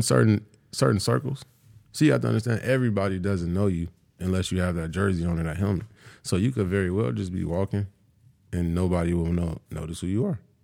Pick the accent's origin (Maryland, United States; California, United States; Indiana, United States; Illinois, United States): California, United States; moved away; I'm from California